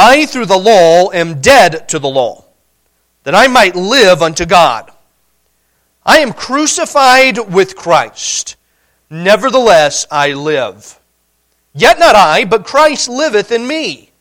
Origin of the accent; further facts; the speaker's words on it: Indiana, United States; moved away as an adult; now in Montana, United States; Growing up in Indiana